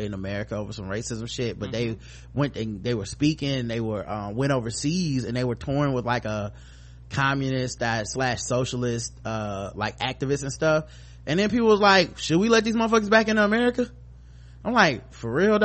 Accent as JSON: {"language": "English", "region": "the South", "country": "United States", "said": "I'm from the South"}